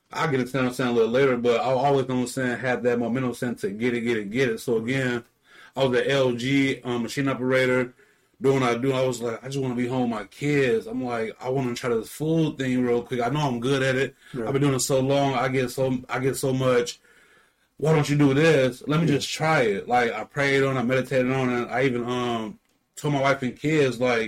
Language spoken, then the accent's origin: English; Holland, Michigan, United States; moved away as an adult; I was raised out here in Holland over 20 years.